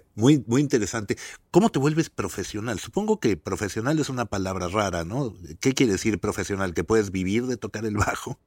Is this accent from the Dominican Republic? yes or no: no; Mexico; como decimos en México